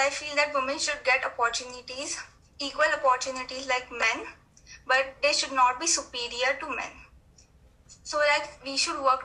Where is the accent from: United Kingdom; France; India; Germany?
India; I'm from India